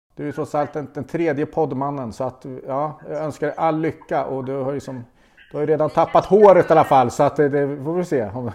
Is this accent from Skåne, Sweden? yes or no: no; Östergötland, Sweden; accent: östgötska; jag har alltid liksom haft lite komplex för min, min östgötska